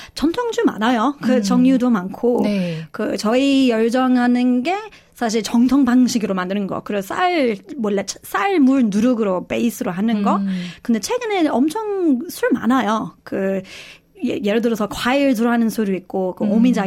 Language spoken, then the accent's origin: Korean; Australia; Korean is a second language; moved away as an adult; also born or lived in South Korea; 저희 호주 사람인데요. 그 한국에서 그 10, 거의 17년 그 살았고요.